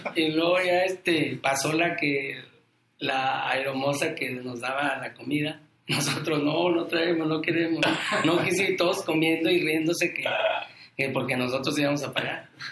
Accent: Mexico; éramos aquí de, de, Santa Rosa, somos de aquí de Santa Rosa, en la colonia

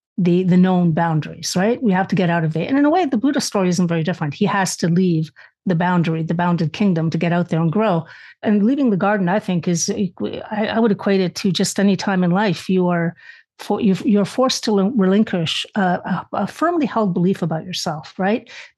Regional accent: Spain; obviously I was raised in the Catholic household, being Spanish, that was the one religion allowed.

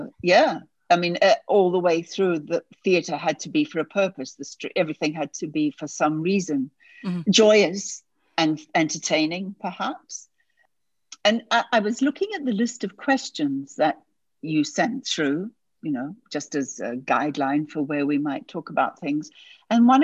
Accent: New Zealand; moved away as an adult; also born or lived in United Kingdom; I'm originally from New Zealand, which is where I grew up and was raised and so on. And at a fairly young age, I left for the UK

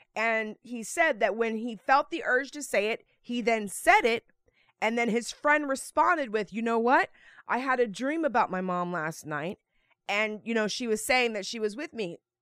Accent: Texas, United States; moved away; also born or lived in Naples; I was born in Texas.

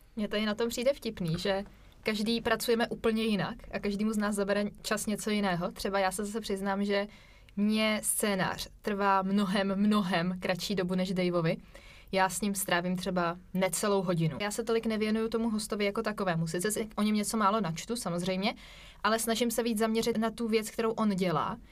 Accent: Vysočina Region, Czechia; my dva, kteří jsme oba z Vysočiny

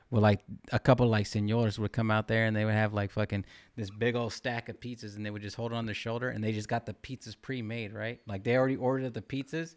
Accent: California, United States; I'm from California

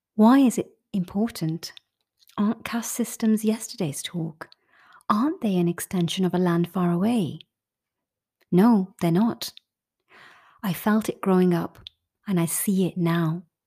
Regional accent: United Kingdom; As a British Indian person

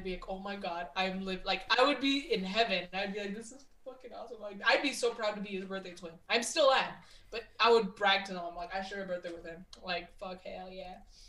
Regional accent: United States; being an American

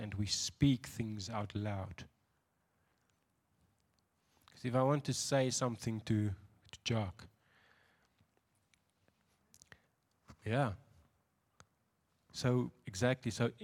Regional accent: Windhoek, Khomas, Namibia; I'm from Windhoek

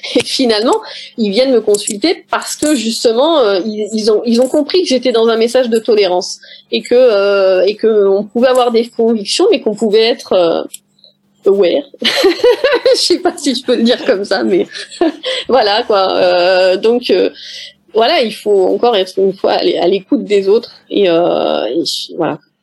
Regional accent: Paris, Île-de-France, France; moved away as an adult; je suis parisienne d'origine, même si je vis dans le sud de la France aujourd'hui

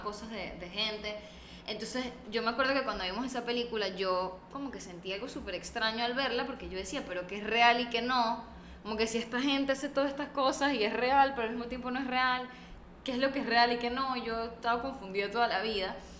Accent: Venezuela; now in Panama; nosotras vivimos en Panamá y yo soy venezolana

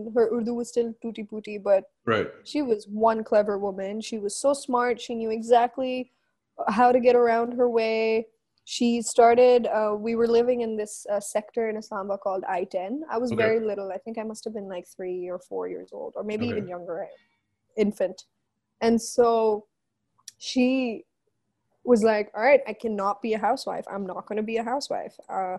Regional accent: Philippines; now in Pakistan; So, you know, like, being Filipino, it's kind of our culture.

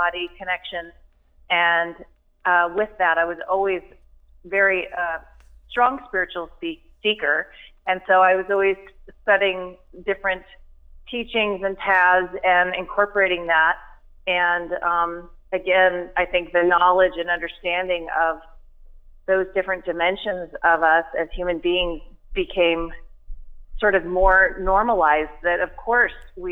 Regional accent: California, United States; also born or lived in Santa Barbara / San Diego; I grew up in California.

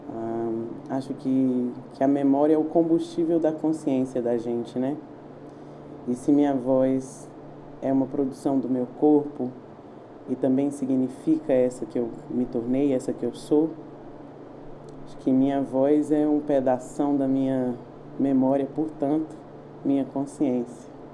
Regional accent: Brasília, Federal District, Brazil; eu sou brasiliense, sou nascida em Brasília, nasci no Lago Sul, na clínica São Mateus

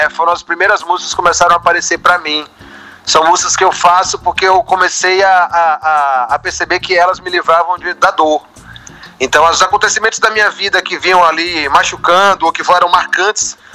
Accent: Feira de Santana, Bahia, Brazil; logo quando eu cheguei do Sertão, eu sou de Feira de Santana

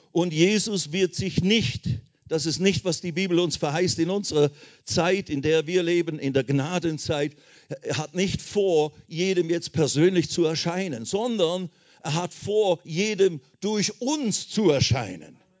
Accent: Switzerland; moved away as an adult; also born or lived in India; ich bin deswegen aus der Schweiz ausgewandert nach Indien

